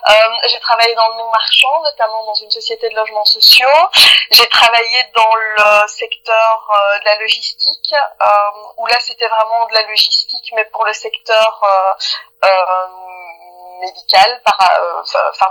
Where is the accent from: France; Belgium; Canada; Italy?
Belgium; je suis née en Belgique et j'ai, fait mes études et j'ai travaillé euh, euh, exclusivement en Belgique, même si j'ai travaillé dans des sociétés internationales, mais j'ai, toujours été basée en Belgique.